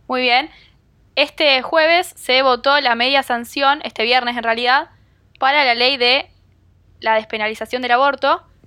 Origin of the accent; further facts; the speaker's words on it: Argentina; nos golpea como argentinos